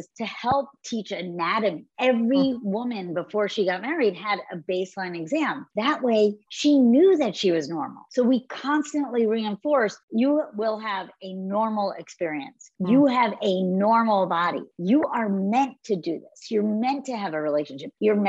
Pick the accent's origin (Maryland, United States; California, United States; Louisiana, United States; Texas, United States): Maryland, United States; Baltimore; I grew up in Baltimore.